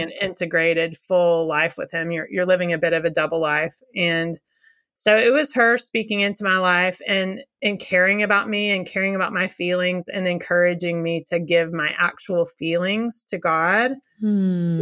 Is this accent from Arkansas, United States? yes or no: yes; Little Rock, Arkansas, United States; we are from Little Rock, Arkansas